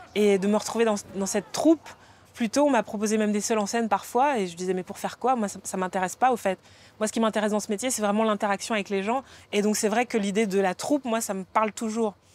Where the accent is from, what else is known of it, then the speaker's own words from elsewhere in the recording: Martinique; je suis martiniquaise